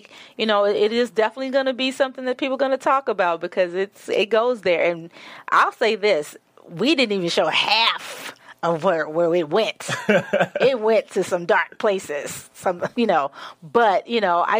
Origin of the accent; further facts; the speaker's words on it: Memphis, Tennessee, United States; Born and raised in Memphis